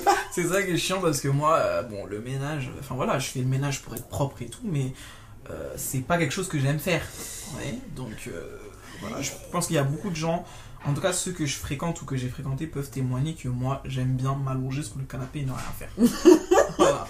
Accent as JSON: {"language": "French", "country": "France", "tie": "born or raised there", "said": "en grandissant, en France, en métropole"}